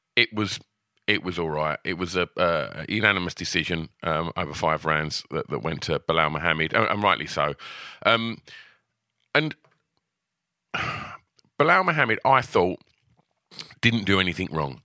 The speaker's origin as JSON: {"language": "English", "country": "United Kingdom", "said": "we're British fans"}